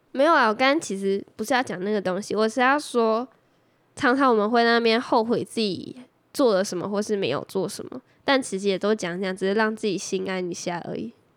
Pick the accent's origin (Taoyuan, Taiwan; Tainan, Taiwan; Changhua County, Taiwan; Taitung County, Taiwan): Taoyuan, Taiwan; also born or lived in southern Taiwan (rural family home); 那时候我不是在桃园，那时候是回我的乡下老家